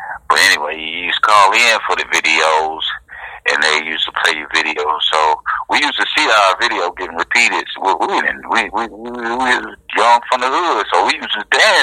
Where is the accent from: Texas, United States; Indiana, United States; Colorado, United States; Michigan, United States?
Michigan, United States; Detroit; We grew up in Paul Robeson, Diggs, down there by the Brewster Projects.